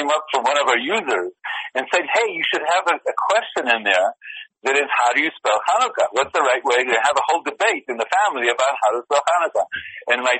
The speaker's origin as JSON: {"language": "English", "country": "Israel", "moved": "yes", "said": "we're from Israel"}